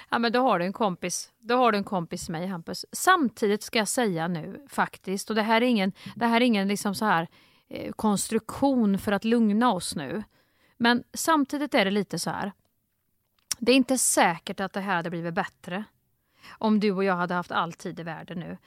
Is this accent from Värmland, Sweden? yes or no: yes; Kristinehamn, Värmland, Sweden; moved away; när jag växte upp i Kristinehamn